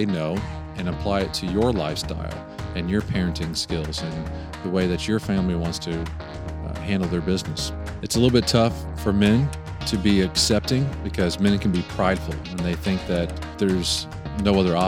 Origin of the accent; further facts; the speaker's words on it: Knoxville, Tennessee, United States; now in Oklahoma City, United States; I'm originally from Knoxville, Tennessee, and still a very proud Tennessean, but I live in Oklahoma City